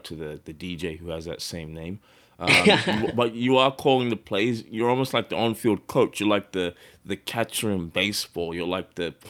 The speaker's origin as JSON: {"language": "English", "country": "Australia"}